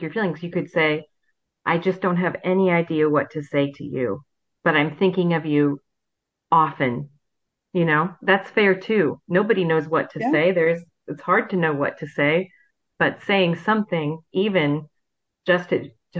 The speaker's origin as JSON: {"language": "English", "town": "Fort Wayne", "region": "Indiana", "country": "United States", "tie": "born or raised there"}